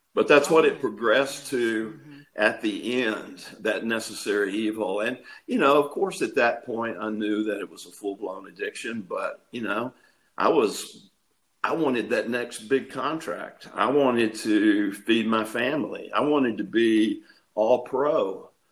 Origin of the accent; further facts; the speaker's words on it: East Texas, United States; also born or lived in Tampa, Florida; I was born and raised here in Texas